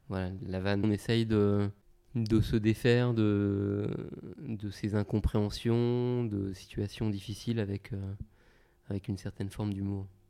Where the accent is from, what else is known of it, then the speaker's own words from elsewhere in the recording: Cameroon; now in France; probablement camerounaise, hein, comme moi